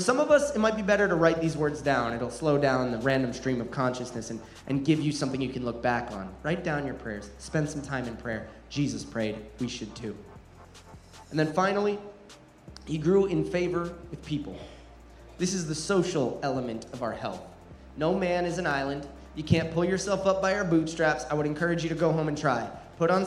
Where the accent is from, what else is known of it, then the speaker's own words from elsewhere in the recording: New Jersey, United States; Growing up in New Jersey, the most densely populated state in America